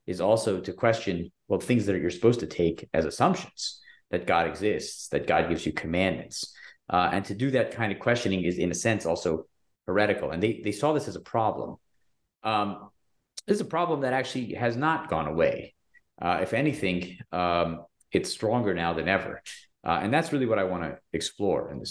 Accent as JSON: {"language": "English", "town": "Athens", "region": "Georgia", "country": "United States", "tie": "born or raised there", "also_born_or_lived": "Chicago", "moved": "yes", "said": "I grew up in Athens, Georgia, which is a small town in Georgia, with a very small Jewish community."}